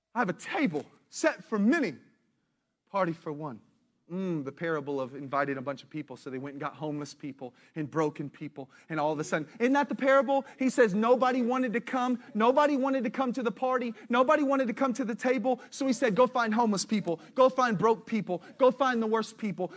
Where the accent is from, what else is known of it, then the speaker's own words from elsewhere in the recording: United States; I'm as American as you can get